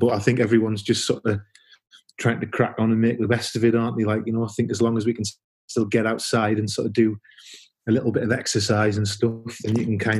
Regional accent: Sunderland, North East England, United Kingdom; moved away as an adult; now in Newcastle, United Kingdom; I'm from Sunderland

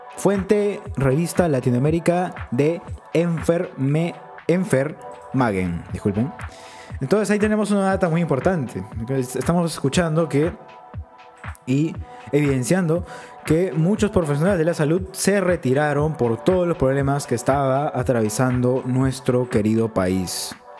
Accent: Peru; como ciudadanos peruanos

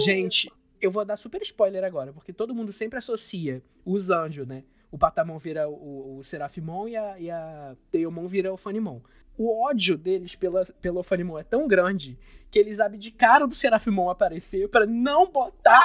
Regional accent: Brazil; eu nunca saí do Brasil

